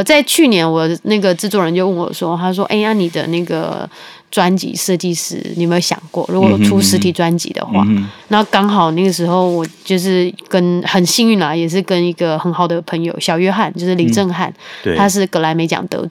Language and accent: Chinese; Taichung, Taiwan; 我是台中人，可是我环岛四次